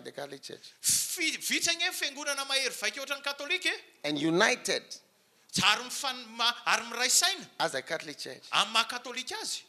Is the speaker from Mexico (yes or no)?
no; Switzerland; also born or lived in England; Because the Presbyterians, they are from Switzerland, my country. I flow with Anglicans. Yes, because I was born in England